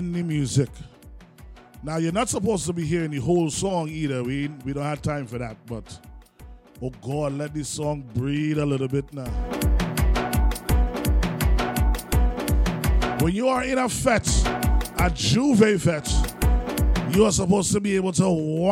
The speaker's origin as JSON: {"language": "English", "country": "Trinidad & Tobago", "said": "I am a Trinidadian man before anything else"}